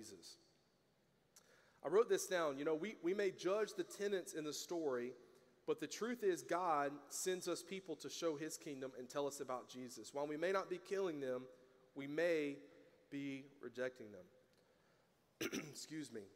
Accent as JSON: {"language": "English", "region": "the South", "country": "United States", "tie": "born or raised there", "said": "I grew up in the South."}